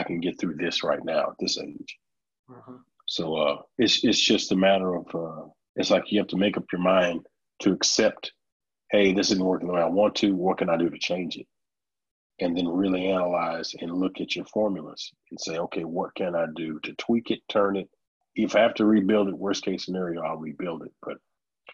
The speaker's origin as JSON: {"language": "English", "town": "Orange", "region": "Texas", "country": "United States", "tie": "born or raised there", "moved": "as an adult", "lives_now": "Dallas, United States", "said": "I moved away from Orange, Texas, and I moved out to Dallas"}